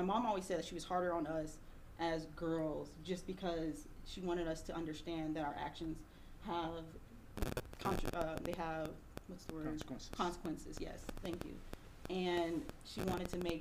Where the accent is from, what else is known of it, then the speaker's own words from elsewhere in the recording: Fort Worth, Texas, United States; I was born in Fort Worth, Texas.